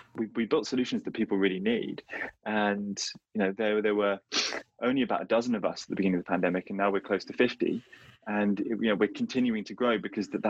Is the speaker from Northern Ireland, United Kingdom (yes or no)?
no; London, United Kingdom; where I live, I'm from London